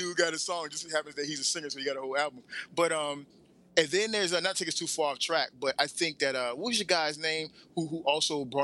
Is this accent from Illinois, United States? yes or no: no; Atlanta, Georgia, United States; I'm from Atlanta